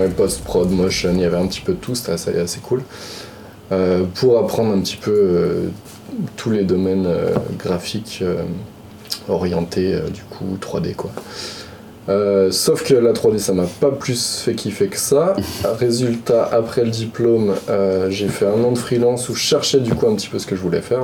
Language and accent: French; Lyon, Auvergne-Rhône-Alpes, France; je suis originaire de Lyon